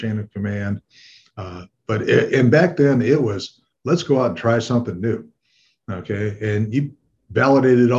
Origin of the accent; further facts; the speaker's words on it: Detroit, Michigan, United States; I was born and raised in Detroit, Michigan